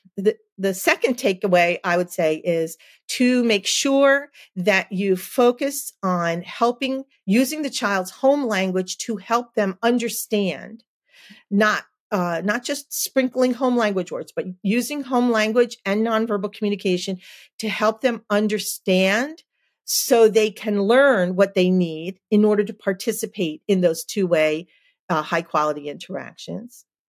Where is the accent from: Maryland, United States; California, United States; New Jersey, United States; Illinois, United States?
New Jersey, United States; I'm from New Jersey